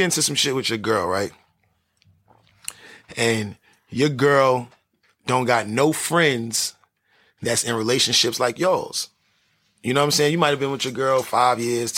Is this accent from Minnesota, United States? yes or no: no; New York City, New York, United States; moved away as an adult; also born or lived in Washington Heights; now in California, United States; That's where I was raised